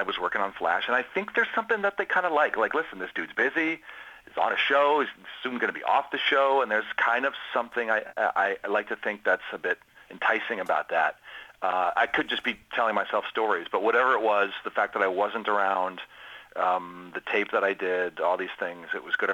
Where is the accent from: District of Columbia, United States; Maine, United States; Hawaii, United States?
District of Columbia, United States; Washington; I'm from Washington, D.C., so I'm a Caps fan